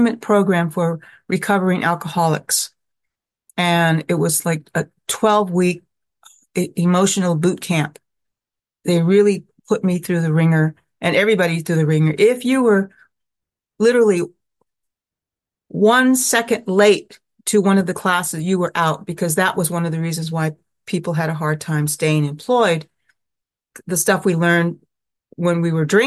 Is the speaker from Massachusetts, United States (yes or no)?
no; Sacramento, California, United States; moved away as an adult; also born or lived in Oakland, California / Manhattan, New York; I grew up in Sacramento, California